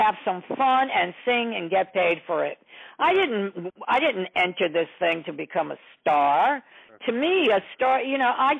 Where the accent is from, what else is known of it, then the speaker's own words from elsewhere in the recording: New York City, New York, United States; English is a second language; also born or lived in Poland; So I come from a pretty tough... I was brought up on the Lower East Side. I was a punk. I couldn't speak English. I learned how to speak English through music. And, you know, I come from Poland. And so being 7 years old at the time